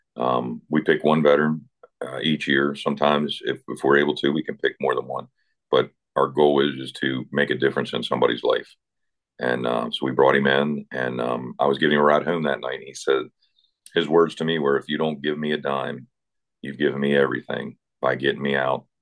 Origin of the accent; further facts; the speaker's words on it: Eastern Panhandle, West Virginia, United States; moved away; grew up in West Virginia in the Eastern Panhandle, a town of about uh, 600 people.